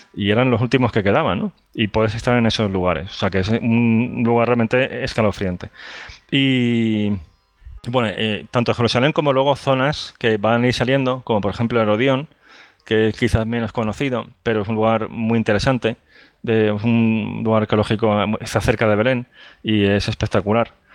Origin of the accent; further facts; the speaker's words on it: Andalusia, Spain; yo soy de Andalucía